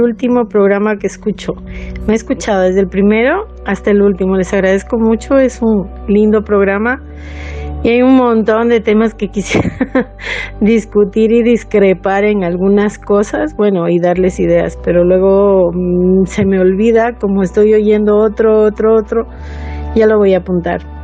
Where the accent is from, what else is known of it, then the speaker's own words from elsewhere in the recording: Loja, Ecuador; soy de Loja, Ecuador